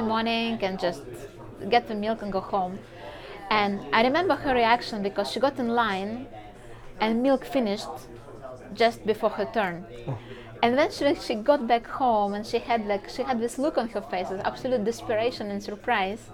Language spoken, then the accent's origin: English; Saint Petersburg, Russia; moved away as an adult; I just got incredibly lucky to be born and raised in St. Petersburg